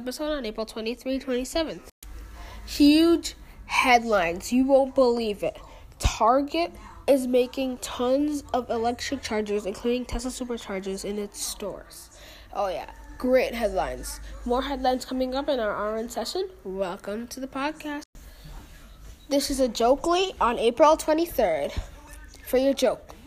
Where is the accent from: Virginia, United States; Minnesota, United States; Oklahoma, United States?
Minnesota, United States; I'm from Minnesota